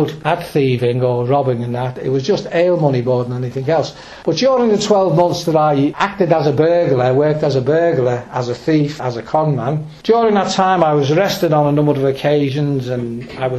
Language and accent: English; Birkenhead, North West England, United Kingdom; I was born in Birkenhead, born right outside Camelard's Gate. And we lived in a block of flats, a tenement block